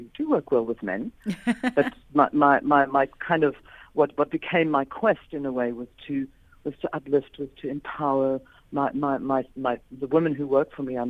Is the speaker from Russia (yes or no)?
no; England, United Kingdom; born there; also born or lived in Scotland / Australia / United States; Hence, I was born in England. Then we went to live in Scotland, then we went to Australia, came back to England, la, la, la.